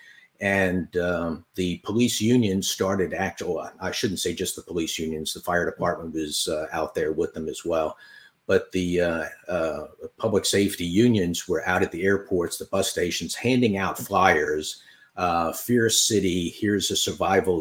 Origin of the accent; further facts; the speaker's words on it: United States; I grew up just outside of New York City